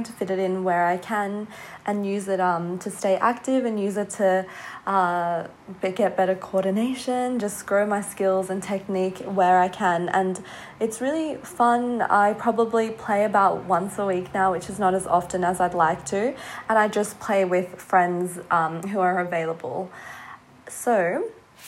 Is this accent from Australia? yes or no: yes; Australia; I grew up in Australia